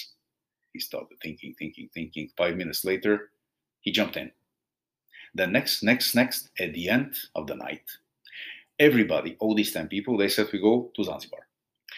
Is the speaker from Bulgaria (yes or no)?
yes; Bulgaria; moved away; I'm originally from Bulgaria